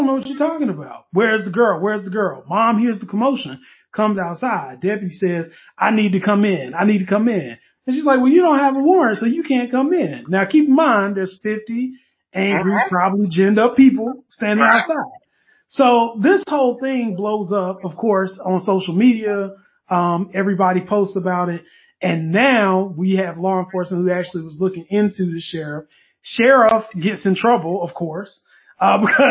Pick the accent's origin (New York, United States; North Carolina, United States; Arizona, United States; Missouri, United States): North Carolina, United States; Durham; me growing up in Durham